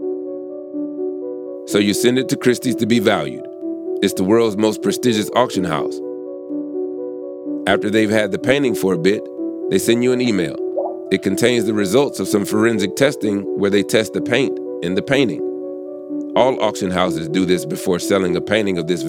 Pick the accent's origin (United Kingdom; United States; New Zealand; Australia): United States; the South; We're both from the South